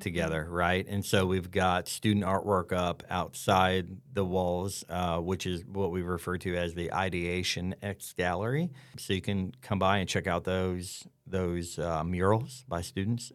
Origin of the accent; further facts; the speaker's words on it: the South, United States; growing up in the South, surrounded by Northerners